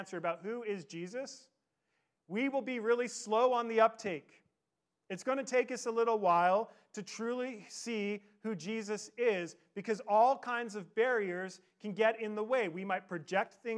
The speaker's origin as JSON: {"language": "English", "town": "Victoria", "region": "British Columbia", "country": "Canada", "tie": "born or raised there", "said": "I grew up in Victoria"}